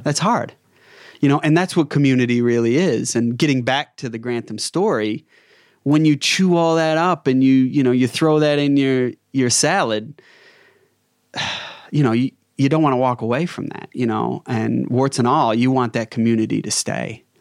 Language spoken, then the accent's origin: English; United States; moved away as an adult; now in Australia; Being an American